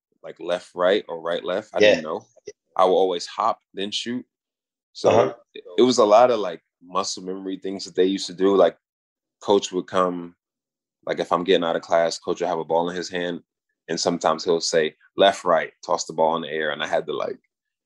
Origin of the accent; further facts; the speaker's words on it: New York, United States; also born or lived in Brooklyn; I'm from New York. I've been here, you know, all my life